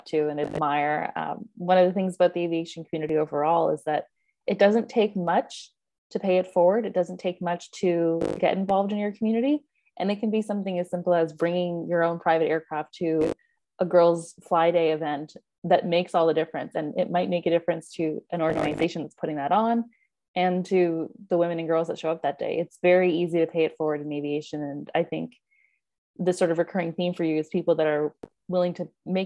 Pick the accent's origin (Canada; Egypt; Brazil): Canada; as a Canadian